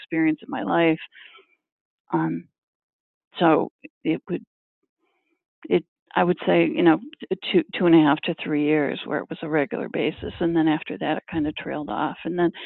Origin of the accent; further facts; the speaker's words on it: Michigan, United States; now in Boston area, United States; growing up in Michigan